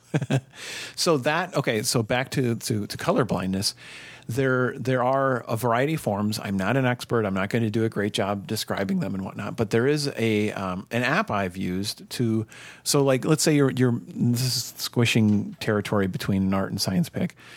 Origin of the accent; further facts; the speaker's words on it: Minnesota, United States; growing up in Minnesota